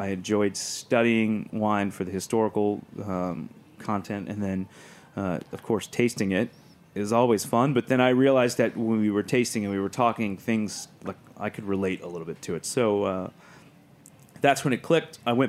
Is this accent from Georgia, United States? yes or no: no; Alabama, United States; moved away as an adult; also born or lived in Charleston, South Carolina; now in New York, United States; I'm originally from Alabama